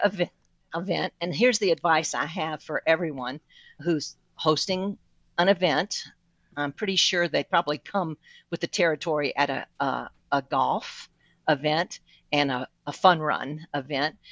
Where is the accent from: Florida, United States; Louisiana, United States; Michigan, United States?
Louisiana, United States; South; moved away; I'm originally from South Louisiana